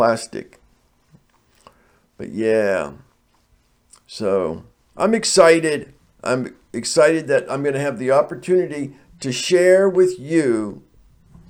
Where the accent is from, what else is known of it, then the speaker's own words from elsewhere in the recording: United States; I'm not a foreigner. I'm from the United States of America.